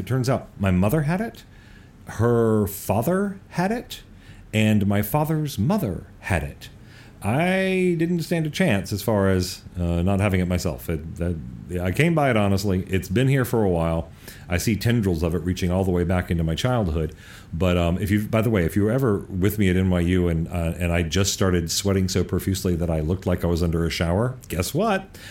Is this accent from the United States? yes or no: yes; North Carolina, United States; now in Los Angeles, United States; when I moved away from North Carolina, where I grew up